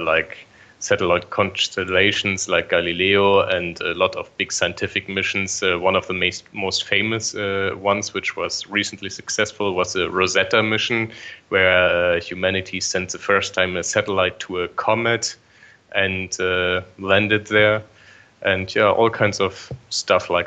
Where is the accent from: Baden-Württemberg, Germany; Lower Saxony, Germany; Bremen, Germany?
Bremen, Germany; now in Darmstadt, Germany; Originally, I'm from Bremen